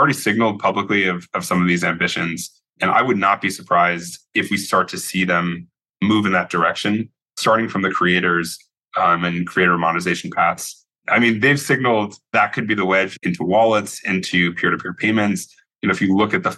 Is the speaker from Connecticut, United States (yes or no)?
yes; Connecticut, United States; now in San Francisco, United States; I grew up in Connecticut